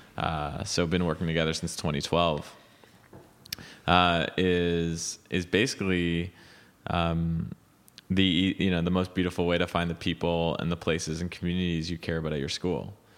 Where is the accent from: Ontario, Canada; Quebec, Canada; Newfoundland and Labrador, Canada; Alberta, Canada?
Quebec, Canada; Montreal; moved away as an adult; now in United States; growing up in Montreal